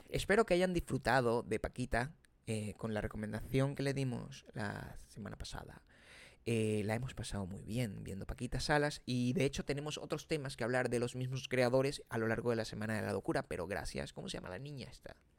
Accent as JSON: {"language": "Spanish", "country": "Venezuela", "moved": "yes", "said": "30% venezolano, venezolano"}